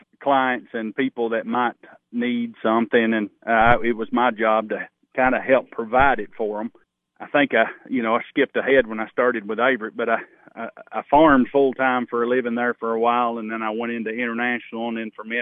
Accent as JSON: {"language": "English", "area": "Overton County", "region": "Tennessee", "country": "United States", "tie": "born or raised there", "said": "I grew up in Overton County"}